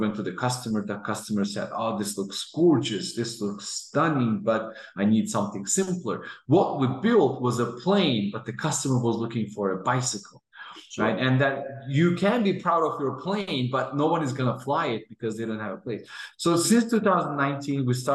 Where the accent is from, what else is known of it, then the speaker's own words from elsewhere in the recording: Azerbaijan; now in Houston, United States; I'm originally from Azerbaijan and I am based out of Houston, Texas.